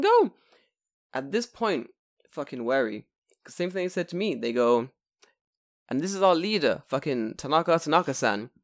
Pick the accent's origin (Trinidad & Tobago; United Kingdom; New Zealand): United Kingdom; now in Japan; I'm from the U K